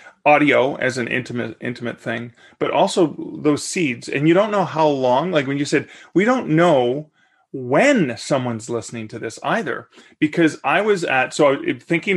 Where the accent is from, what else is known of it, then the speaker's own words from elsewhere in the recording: Hamilton, Ontario, Canada; I'm from Hamilton